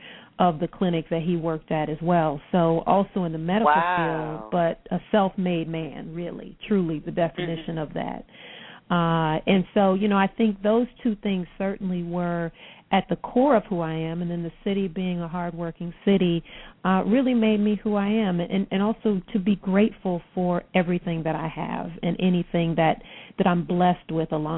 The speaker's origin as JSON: {"language": "English", "town": "Detroit", "region": "Michigan", "country": "United States", "tie": "born or raised there", "said": "born and raised in Detroit"}